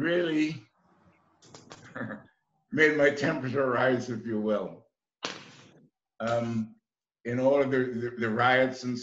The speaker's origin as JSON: {"language": "English", "country": "Trinidad & Tobago", "also_born_or_lived": "New York", "moved": "as an adult", "said": "I came from the West Indies, and in 1961 I was completing a college course in accounting in Trinidad"}